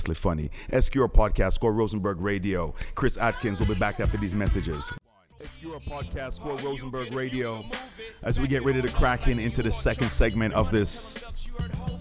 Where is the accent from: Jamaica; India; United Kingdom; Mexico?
Jamaica; I'm Jamaican